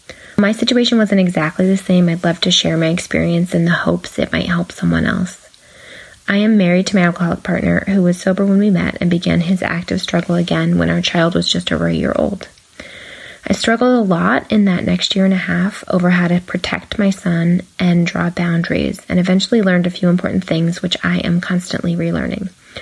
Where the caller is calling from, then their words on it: California, United States; from California